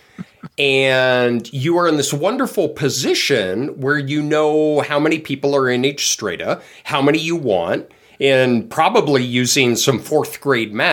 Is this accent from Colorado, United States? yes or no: yes; Colorado, United States; I'm Colorado.